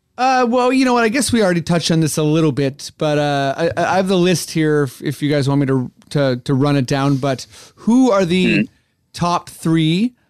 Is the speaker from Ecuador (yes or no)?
no; Canada; trust me, I'm Canadian